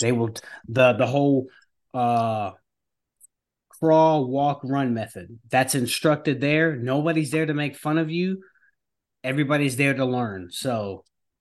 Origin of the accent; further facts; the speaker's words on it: New York, United States; now in North Carolina, United States; I'm from New York, but I came down to North Carolina